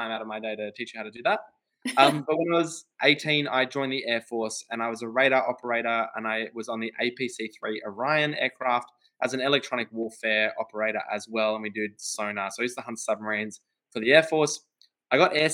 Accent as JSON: {"language": "English", "town": "Canberra", "region": "Australian Capital Territory", "country": "Australia", "tie": "born or raised there", "said": "I grew up in Canberra"}